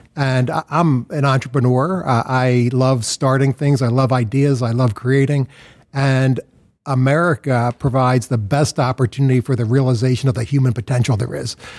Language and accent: English; Philadelphia, Pennsylvania, United States; I was born in Philadelphia, grew up in Philadelphia